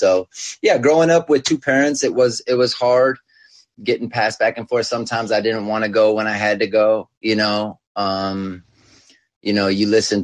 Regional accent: California, United States; also born or lived in Westlake Village, California; I grew up in California playing sports, winning championships and all

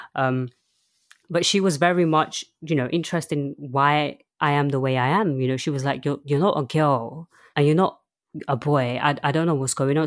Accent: London, United Kingdom; also born or lived in Chelmsford, Essex; I was born in Essex, Chelmsford, and I moved to London when I was very, very young. um, and I've been in London ever since.

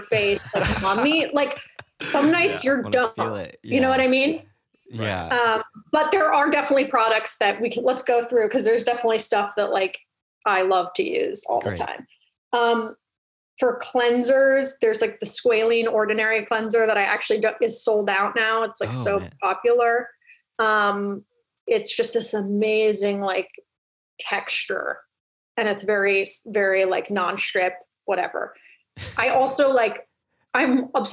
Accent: California, United States; I was raised in California

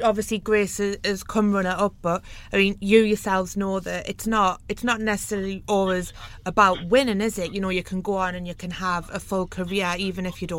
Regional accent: South Shields, North East England, United Kingdom; you actually went to my hometown last year, South Shields.

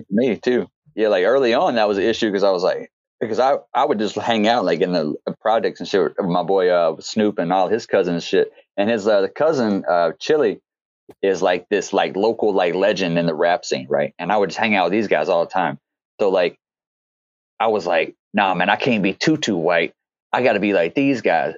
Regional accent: Louisiana, United States; moved away; I'm from Louisiana

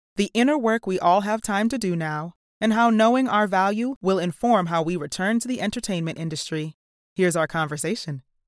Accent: New Jersey, United States; I'm a Jersey girl

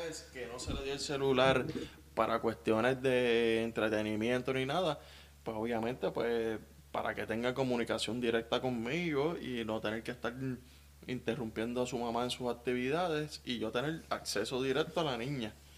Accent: Guaynabo, Puerto Rico; Guaynabo tiene mucho barrio. Eh, tiene mucha zona rural y yo soy de la zona rural. Digo, me crié en, el mismo pueblo de Guaynabo

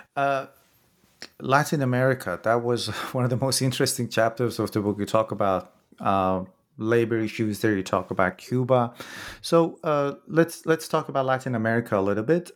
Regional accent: Iran; I'm from Iran myself

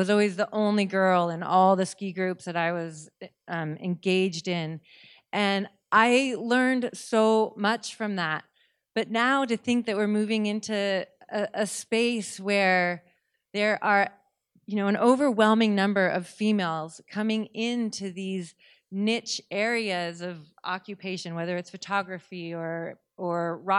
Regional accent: Seattle, Washington, United States; And I grew up in Seattle. I'd spent my whole life in the water, but I'd never actually swam anywhere.

